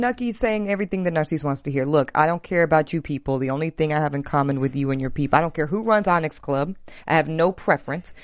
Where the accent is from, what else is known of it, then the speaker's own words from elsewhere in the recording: the South, United States; I'm from the South